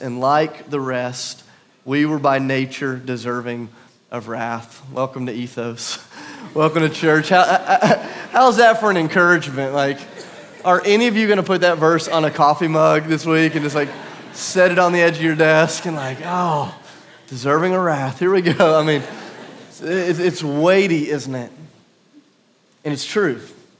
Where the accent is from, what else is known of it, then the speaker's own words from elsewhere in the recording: South Carolina, United States; also born or lived in Tennessee; My family, I'm from South Carolina, but for a few years we lived in a small kind of hick town in southern, kind of middle Tennessee, not too far from here.